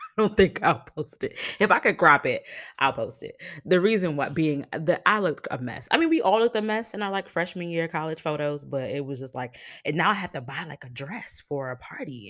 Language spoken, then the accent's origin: English; New York City, New York, United States; I grew up in New York City